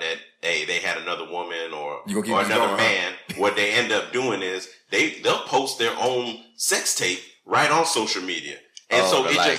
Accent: Miami, Florida, United States; We're from Miami. You know, we're from Miami

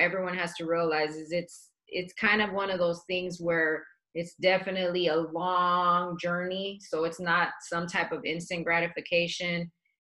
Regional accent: Dallas, Texas, United States; also born or lived in El Paso, Texas; now in Phoenix, United States; I was born in El Paso, but we grew up in Dallas

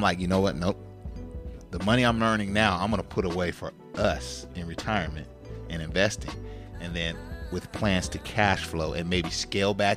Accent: Sacramento, California, United States; we're from Northern California. We're from Sacramento.

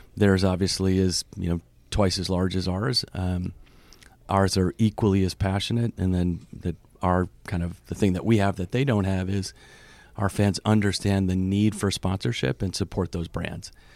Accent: Vermont, United States; moved away as an adult; also born or lived in Boston / New York; I grew up in Vermont

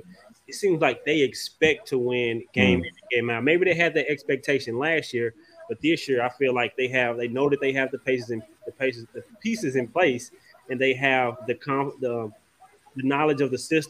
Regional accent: Dallas, Texas, United States; being from Texas, I'm from Dallas

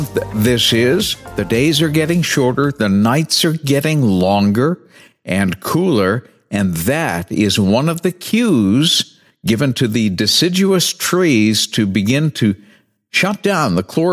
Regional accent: New Bedford, Massachusetts, United States; now in Northeast Ohio, United States; my hometown is, Southern New England, New Bedford.

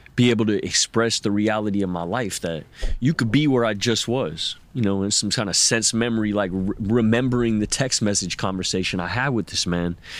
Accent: United States; as an American man

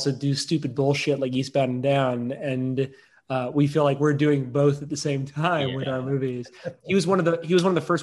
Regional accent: the South, United States; as a kid growing up in the South

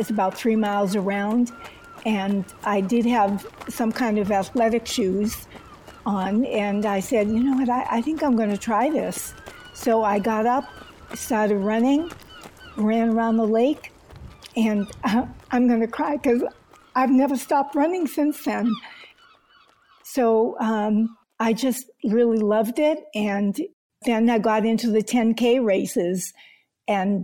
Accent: Boston, Massachusetts, United States; moved away as an adult; also born or lived in Oakland; I grew up in Boston

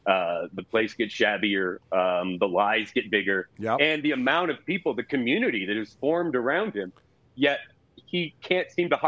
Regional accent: Herkimer, New York, United States; born or raised there

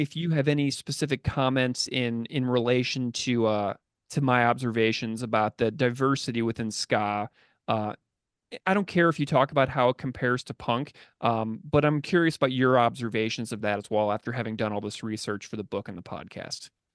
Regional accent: St. Louis, Missouri, United States; I grew up in Saint Louis

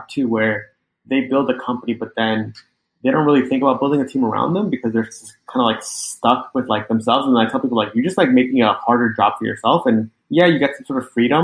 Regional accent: Long Island, New York, United States; also born or lived in Manhattan, New York City; I grew up in Long Island, and then I moved to New York City

